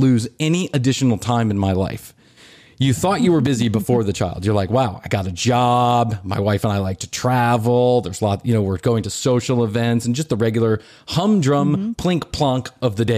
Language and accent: English; Chicago, Illinois, United States; We come from Chicago